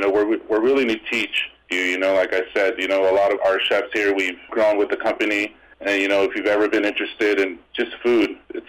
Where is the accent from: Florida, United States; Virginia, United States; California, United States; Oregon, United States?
California, United States; Escondido; born or raised there; also born or lived in Las Vegas